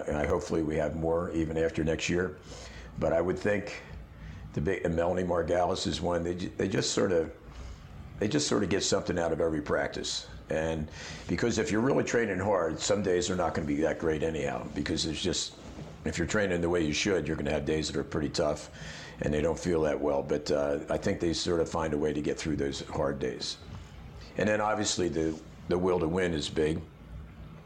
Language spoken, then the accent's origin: English; Philadelphia, Pennsylvania, United States; now in Georgia, United States; I grew up in Philadelphia, where we have a love for every pro sport